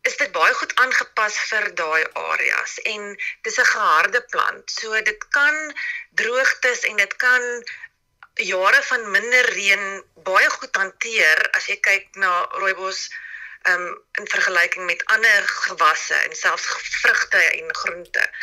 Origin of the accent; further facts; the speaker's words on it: South Africa; ons as Suid-Afrikaners